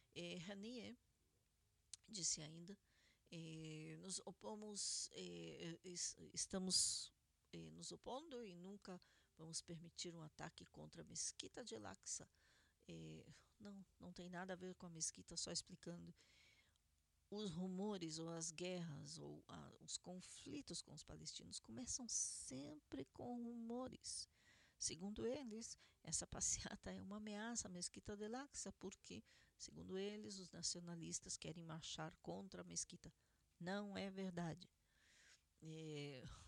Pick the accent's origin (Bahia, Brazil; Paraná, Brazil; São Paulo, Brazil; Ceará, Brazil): Paraná, Brazil; Curitiba; now in Israel; Fazenda do Rio Grande, em Curitiba, Paraná, Brasil, minha cidade natal.